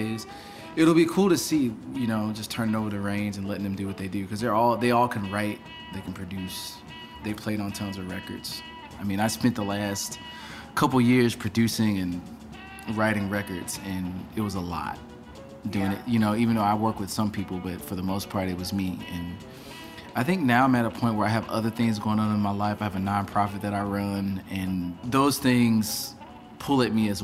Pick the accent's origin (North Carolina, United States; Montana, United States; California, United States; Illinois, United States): Illinois, United States; near East St. Louis, southern; I'm actually from Illinois, on the east side, so like about 5 minutes from East St. Louis. All of my family is really from that part of southern Illinois.